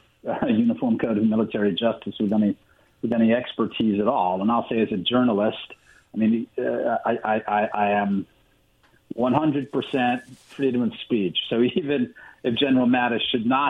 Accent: New York City, New York, United States; my hometown, New York City

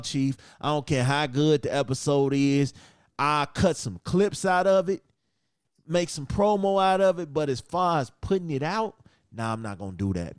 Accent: Chicago, Illinois, United States; my hometown, Chicago

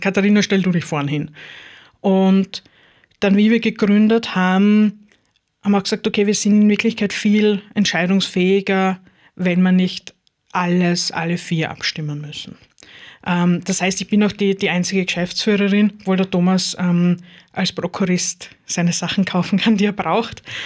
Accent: Styria, Austria; now in Lower Austria, Austria; ich gebürtige Steirerin bin

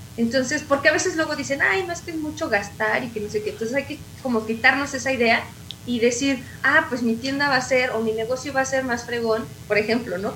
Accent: Mexico; como buenos mexicanos

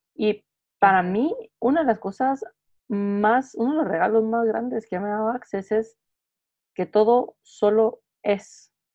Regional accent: Guatemala; moved away as an adult; also born or lived in United Kingdom; now in Madrid, Spain; yo soy de Guatemala, vivo en Madrid ahora

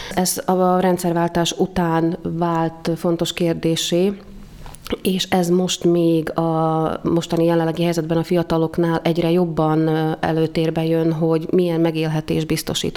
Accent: Dunajská Streda, Trnava Region, Slovakia; also born or lived in Bratislava, Slovakia; Többen voltunk ott ebben az iskolában Dunaszerdehelyről

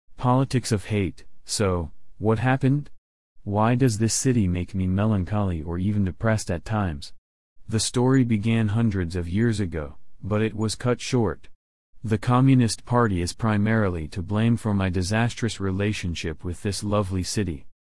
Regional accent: Hong Kong; I was born in Hong Kong many years ago.

